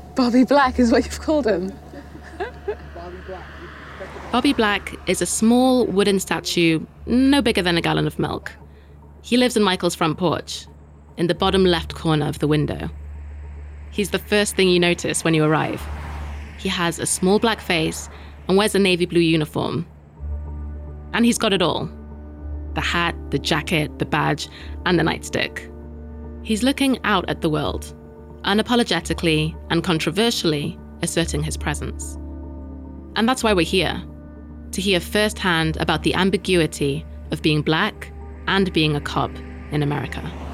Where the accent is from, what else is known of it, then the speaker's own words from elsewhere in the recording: United Kingdom; us Brits